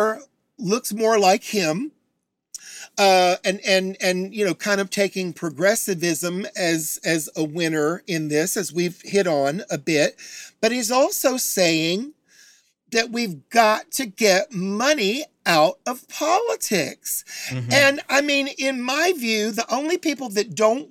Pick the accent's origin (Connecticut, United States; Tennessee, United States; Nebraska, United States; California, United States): Tennessee, United States; Chattanooga; moved away; also born or lived in Atlanta, Georgia; I'm from Chattanooga, Tennessee. I've lived in Atlanta, Georgia